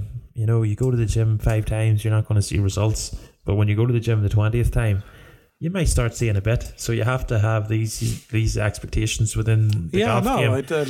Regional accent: Ireland; as Irish people

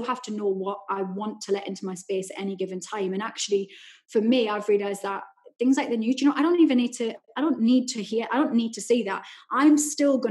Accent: Newcastle upon Tyne, North East England, United Kingdom; that was my childhood growing up in Newcastle.

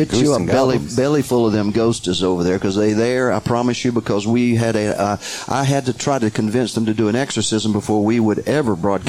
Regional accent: Alabama, United States; moved away; I'm from Alabama.

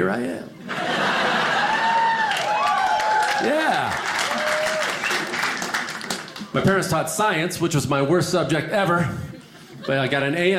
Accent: Chicago, Illinois, United States; also born or lived in California; now in Los Angeles, United States; I'm originally from the Midwest, Chicago.

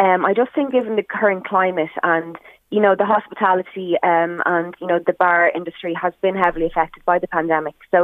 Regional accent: Drogheda, Leinster, Ireland; I love Drogheda, I love my hometown

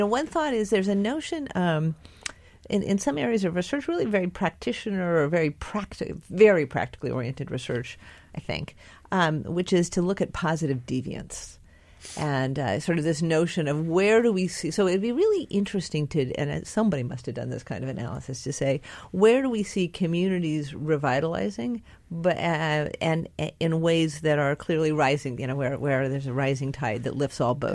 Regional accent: near Santa Clara County, California, United States; moved away; I grew up very near Santa Clara County

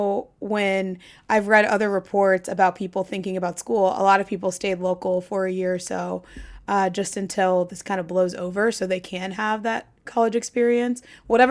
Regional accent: Dayton, Ohio, United States; now in New York, United States; I'm from Ohio, and I grew up there

